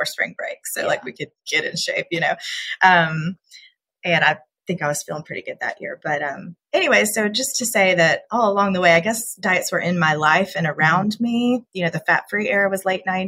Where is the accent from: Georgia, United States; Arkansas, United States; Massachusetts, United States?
Georgia, United States; also born or lived in California; I'm from Georgia